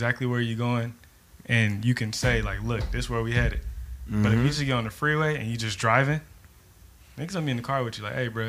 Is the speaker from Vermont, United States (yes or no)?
no; Bakersfield, California, United States; I would never get on and tell anybody I'm from LA. Like I'm from Bakersfield.